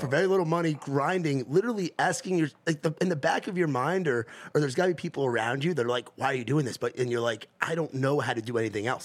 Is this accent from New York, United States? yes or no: yes; near the New Jersey border, New York, United States; moved away; I'm from New York, but I grew up right on that border